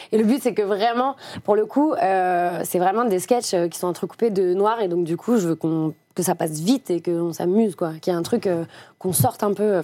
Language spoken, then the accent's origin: French; Lyon, Auvergne-Rhône-Alpes, France; moved away; also born or lived in Paris; je viens de Lyon